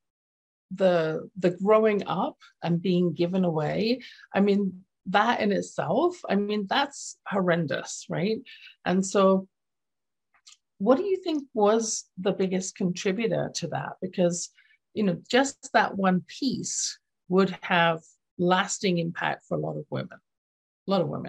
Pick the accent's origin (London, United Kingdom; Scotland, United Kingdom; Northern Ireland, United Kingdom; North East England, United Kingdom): London, United Kingdom; accent: English; now in Canada; what I saw growing up in my household, which was in London, England. You can tell from my accent, I wasn't born in Canada.